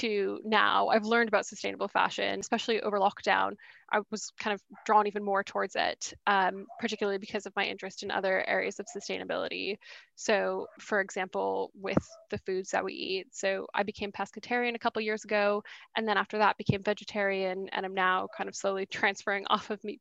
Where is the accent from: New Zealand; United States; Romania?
United States; Boston, Massachusetts; moved away as an adult; also born or lived in St Andrews, Scotland; now in London, United Kingdom; So I'm American. I grew up in Boston, but I've been in the UK for the last 6 years now.